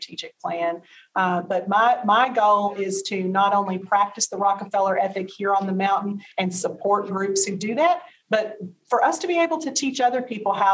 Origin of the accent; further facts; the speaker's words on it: Arkansas, United States; Arkansas as my home state